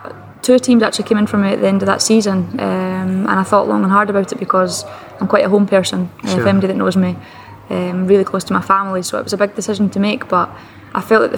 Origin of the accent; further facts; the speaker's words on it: Perth, Scotland, United Kingdom; No, it was difficult. I mean, all I ever knew was to play with the boys. I didn't know other girls that played football.